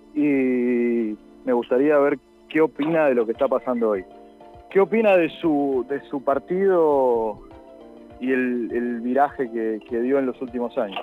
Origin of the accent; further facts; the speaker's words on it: Castelar, Buenos Aires Province, Argentina; yo soy de acá de Castelar